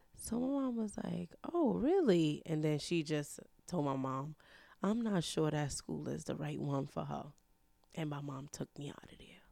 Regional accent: New York City, New York, United States; I was born and raised in Harlem, New York

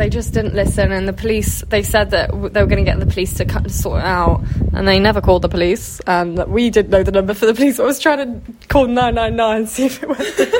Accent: Cyprus; moved away; obviously we grew up in Cyprus.

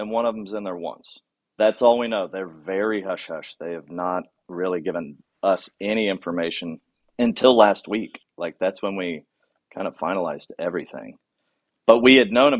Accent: Indiana, United States; I'm from Indiana

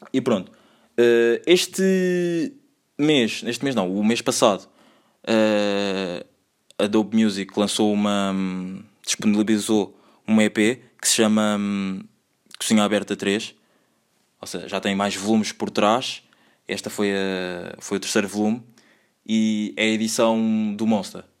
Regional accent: Angola; born there; moved away; Eu nasci em Angola, tenho três irmãs, não sou o irmão mais velho, sou o segundo irmão mais velho.

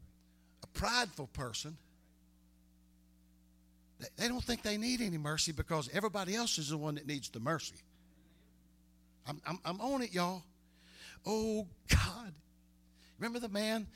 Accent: Harrisonburg, United States; They used to say that about my hometown. Said, can anything good come out of Harrisonburg?

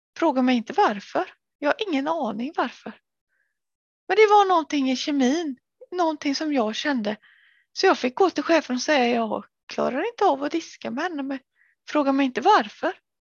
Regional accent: Sweden; moved away as an adult; also born or lived in Gothenburg, Sweden / Angered, Gothenburg; Jag jobbade i äldrevården både där jag var uppväxt och även i Göteborg när jag flyttade dit

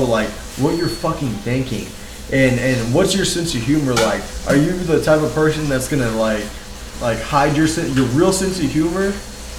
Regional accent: Marion, Texas, United States; I do appreciate growing up in Marion.

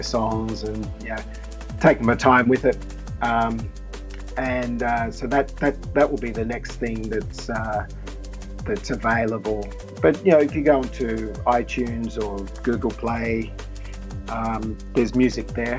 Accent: Sydney, New South Wales, Australia; moved away as an adult; now in Japan; We're both from Sydney, and we're both similar ages

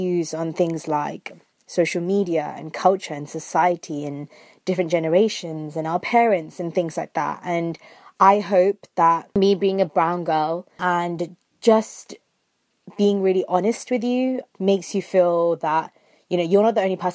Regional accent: London, United Kingdom; I was born and brought up in London, England

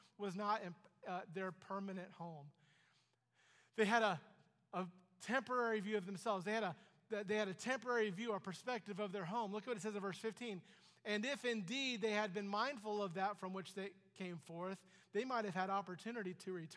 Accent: Ohio, United States; I'm an American. I'm an Ohioan.

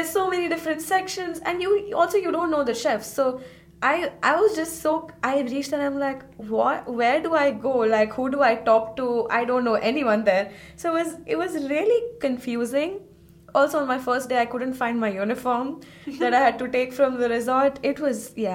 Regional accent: India; moved away as an adult; now in Switzerland; I come from India

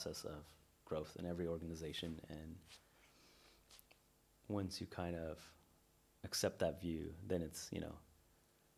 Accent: Northern California, United States; I'm from Northern California

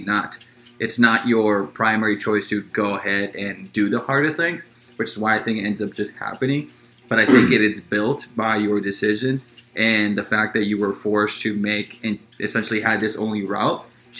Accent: Los Angeles, California, United States; I grew up in South Central Los Angeles

